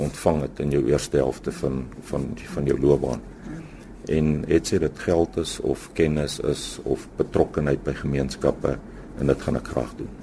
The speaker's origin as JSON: {"language": "Afrikaans", "town": "Standerton", "region": "Mpumalanga", "country": "South Africa", "tie": "born or raised there", "also_born_or_lived": "Meyerton / Free State", "moved": "as an adult", "said": "ek is eintlik gebore in Standerton. Ek het daar skool gegaan tot matriek"}